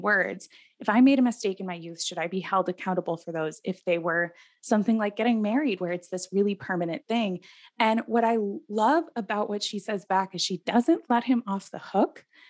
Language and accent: English; Midwest, United States; as a Midwesterner in my bones